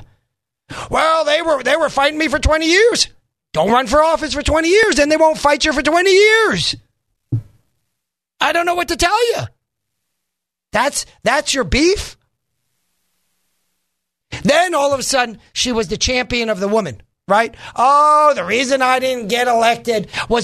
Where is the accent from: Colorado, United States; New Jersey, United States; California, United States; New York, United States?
New York, United States; moved away; I grew up in a modest home. We didn't have so many trailers. I come from New York originally, as you know. We didn't have so many trailers. But I grew up there